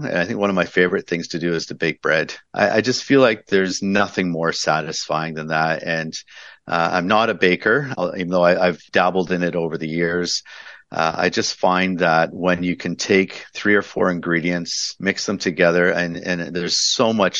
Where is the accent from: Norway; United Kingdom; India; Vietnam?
United Kingdom; London; I was raised in London and worked at a family style restaurant for a while.